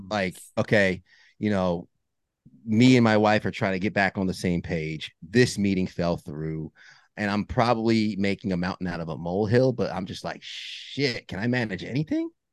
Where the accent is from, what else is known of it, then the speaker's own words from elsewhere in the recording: New York, United States; I grew up in New York, uh, Northeast